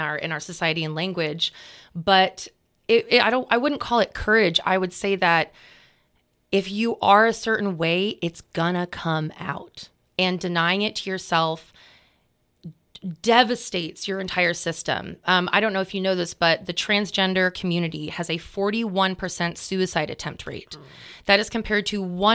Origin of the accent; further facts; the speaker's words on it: Sonoma County, California, United States; we grew up in Sonoma County